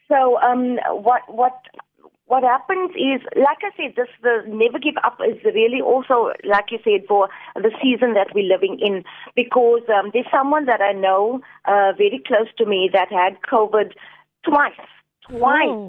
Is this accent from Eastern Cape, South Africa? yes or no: yes; Port Elizabeth, Eastern Cape, South Africa; moved away as an adult; now in Cape Town, South Africa; I'm from Port Elizabeth